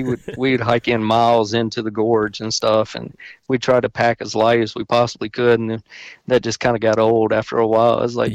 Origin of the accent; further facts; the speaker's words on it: Lexington, Kentucky, United States; I'm born and raised in Lexington, Kentucky